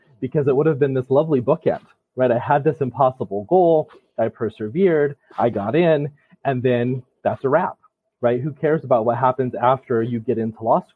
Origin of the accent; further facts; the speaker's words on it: Utah, United States; moved away as an adult; now in Vermont, United States; I'm originally from Utah.